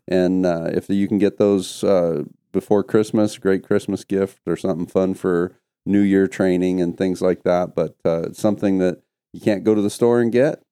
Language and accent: English; Canada; moved away; myself growing up in Canada